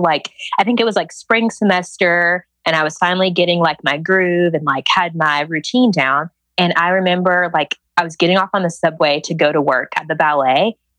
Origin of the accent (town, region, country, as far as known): Georgia, United States